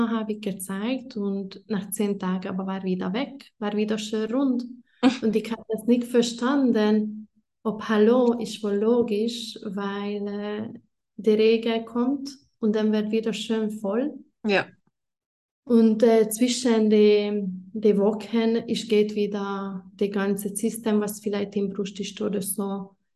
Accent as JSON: {"language": "German", "country": "Hungary", "moved": "as an adult", "lives_now": "Italy", "said": "ich war 19 oder 20 und ich komme ursprünglich aus Ungarn"}